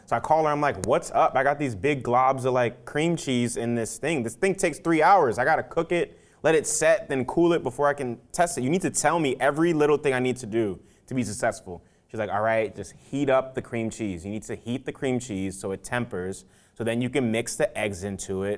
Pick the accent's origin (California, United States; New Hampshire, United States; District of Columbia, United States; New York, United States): New York, United States; New York City; also born or lived in Nigeria / Louisiana; growing up in the South Bronx